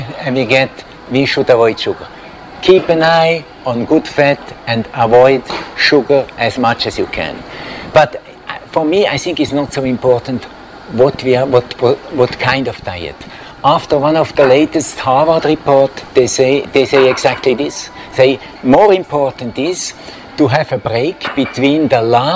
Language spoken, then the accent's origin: English; Switzerland; now in Thailand; I come from Switzerland. In our country, one of the richest countries in the world